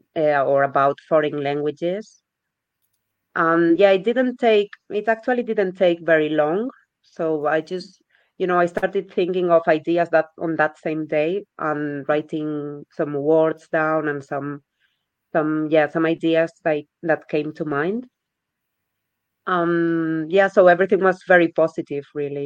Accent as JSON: {"language": "English", "country": "Spain", "first_language": "Spanish", "second_language": "English", "moved": "as an adult", "lives_now": "Birmingham, United Kingdom", "said": "I'm from Spain, but I've been living in Birmingham for three years now."}